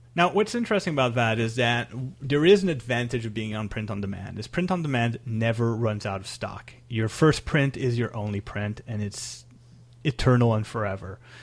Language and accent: English; Canada; I'm Canadian